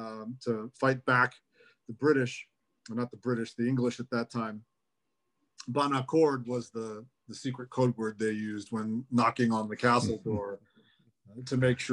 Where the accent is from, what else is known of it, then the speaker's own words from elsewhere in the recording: Bethlehem, Pennsylvania, United States; born there; I was born in Bethlehem at St. Luke's, but my parents did live together as graduate students.